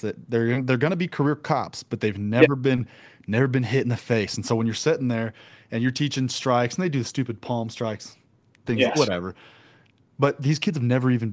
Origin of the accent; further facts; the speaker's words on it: Midwest, United States; moved away as an adult; now in Utah, United States; I'm from the Midwest